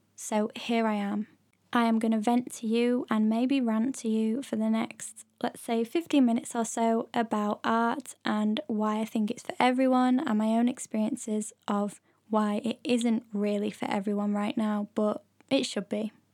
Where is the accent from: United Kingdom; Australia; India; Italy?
United Kingdom; near Leeds, Yorkshire and the Humber; moved away as an adult; also born or lived in London; I used to go to Leeds Art Gallery, which is, like, the nearest Biggish art gallery to my hometown.